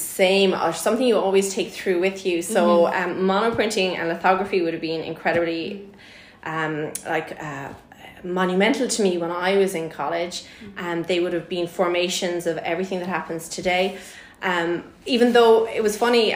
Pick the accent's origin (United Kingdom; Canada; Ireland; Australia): Ireland; in Ireland, this is how we do things.